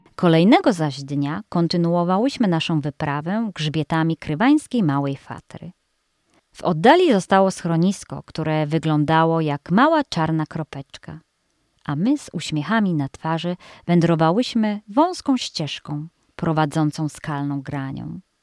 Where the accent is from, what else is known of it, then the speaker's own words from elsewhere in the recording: Greater Poland, Poland; moved away; W Wielkopolsce, skąd pochodzę